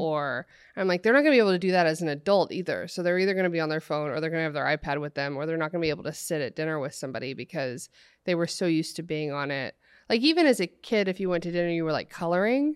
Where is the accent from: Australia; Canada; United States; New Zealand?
United States; Oregon; I grew up in Oregon, like, out in the country